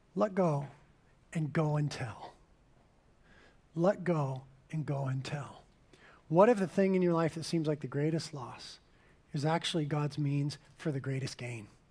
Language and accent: English; Carpinteria, California, United States; I was born and raised in Carpinteria